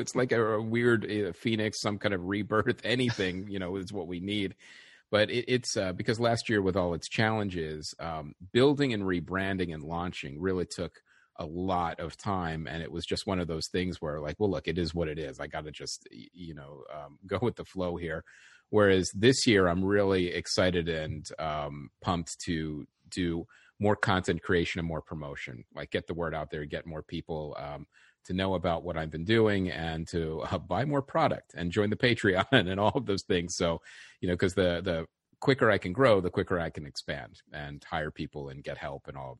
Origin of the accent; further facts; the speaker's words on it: West Chester, Pennsylvania, United States; I grew up in the suburbs of Philadelphia, a town called Westchester, Pennsylvania.